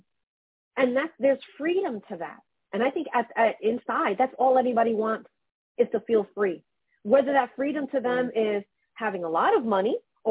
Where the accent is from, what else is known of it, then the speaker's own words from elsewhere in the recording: New York City, New York, United States; now in New Jersey, United States; I'm born and raised in Brooklyn